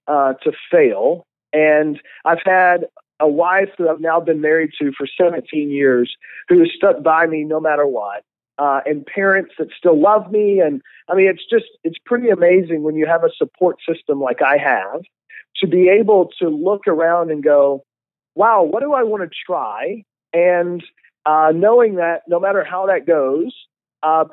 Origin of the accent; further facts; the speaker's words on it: Lexington, Kentucky, United States; moved away; also born or lived in Dallas, Texas; I was born and raised in Lexington, Kentucky